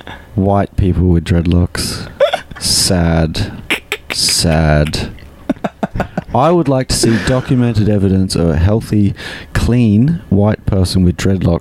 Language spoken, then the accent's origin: English; Australia; moved away; Yeah, because I'm Australian.